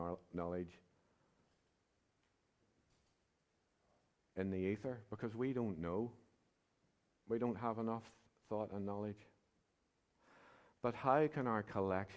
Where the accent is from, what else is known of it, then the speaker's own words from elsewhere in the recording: Belfast, Northern Ireland, United Kingdom; also born or lived in Wales; I was from the East Belfast hinterland.